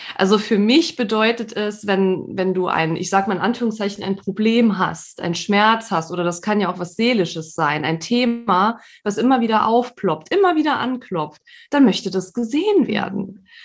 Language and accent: German; Saarland, Germany; now in Emsland, Germany; bin gebürtige Saarländerin, wohne aber schon seit einigen Jahren jetzt im südlichen ähm, Niedersachsen, im Emsland